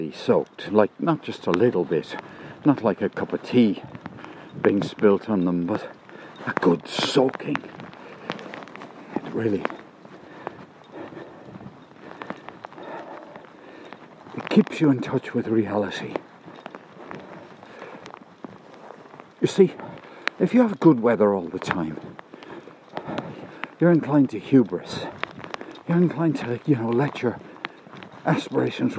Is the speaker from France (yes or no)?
no; Cork, Munster, Ireland; Irish in Cork